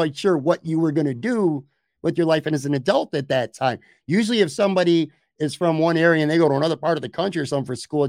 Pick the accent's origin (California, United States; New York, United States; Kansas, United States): New York, United States; Buffalo; I did grow up in Buffalo